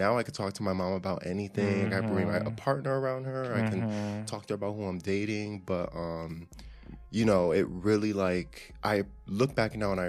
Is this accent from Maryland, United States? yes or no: no; Hartford, Connecticut, United States; I'm 29. I'm from Hartford, Connecticut, born and raised.